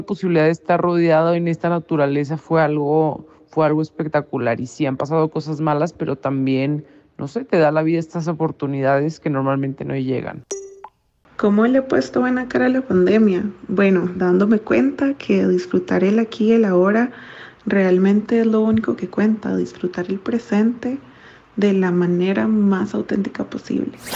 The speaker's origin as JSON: {"language": "Spanish", "country": "Canada", "also_born_or_lived": "Toronto, Canada", "said": "Los canadienses les deseamos"}